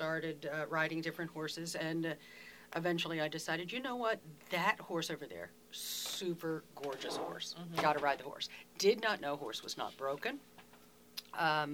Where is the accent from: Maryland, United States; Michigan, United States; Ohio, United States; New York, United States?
Maryland, United States; Falston; I was brought up in the same house that my dad was born in 85 years ago.